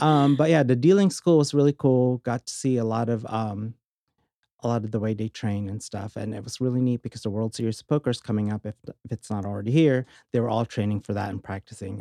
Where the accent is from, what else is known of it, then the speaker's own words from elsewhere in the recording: Orange County, California, United States; also born or lived in Philippines / San Francisco; now in Las Vegas, United States; grew up and lived in Orange County, California since I was, like, six